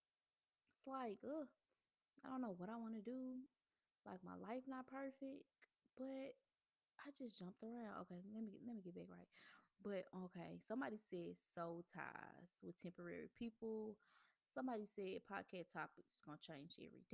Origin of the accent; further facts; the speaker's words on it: Memphis, Tennessee, United States; moved away as an adult; also born or lived in Mississippi; I'm originally from Memphis